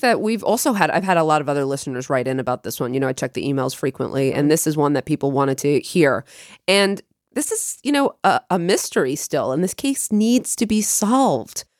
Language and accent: English; Long Island, New York, United States; we grew up on Long Island